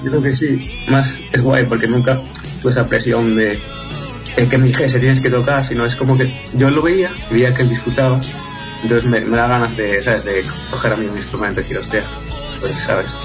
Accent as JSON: {"language": "Spanish", "country": "Spain", "said": "siendo españoles"}